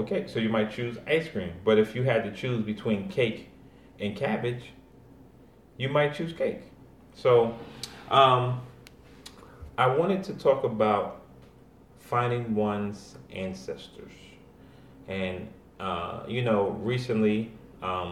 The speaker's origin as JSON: {"language": "English", "region": "New York", "country": "United States", "also_born_or_lived": "Atlanta, Georgia", "moved": "yes", "lives_now": "Washington, D.C., United States", "said": "they know I'm from New York and they know I was born in Atlanta and now I live in D.C."}